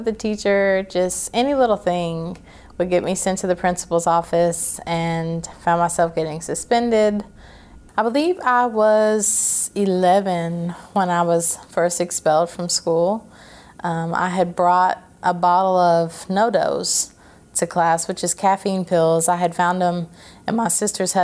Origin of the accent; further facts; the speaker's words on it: Clarksville, Tennessee, United States; also born or lived in Fort Campbell, Kentucky; I was raised there in Clarksville by my adopted parents